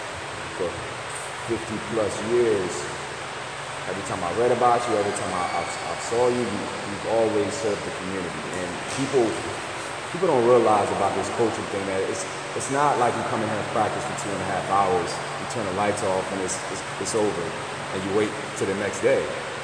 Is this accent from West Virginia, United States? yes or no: no; Camden, New Jersey, United States; I come from Camden, I was born and raised there